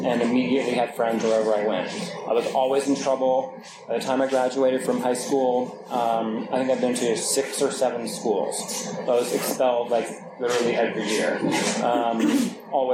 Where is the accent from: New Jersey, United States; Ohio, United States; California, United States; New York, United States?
New York, United States; I grew up in New York